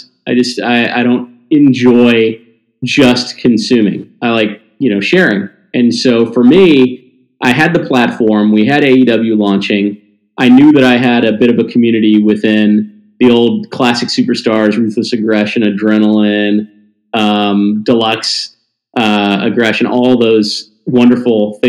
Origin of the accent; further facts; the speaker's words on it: Mississippi, Tennessee, the South, United States; I grew up in the South, a Jewish little Jewish kid from the South, right? Mississippi, Tennessee.